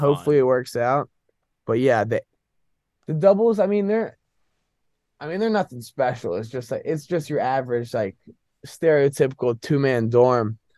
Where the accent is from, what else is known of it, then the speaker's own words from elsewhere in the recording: Northern Virginia, United States; moved away as an adult; now in Boston, United States; I'm from Northern Virginia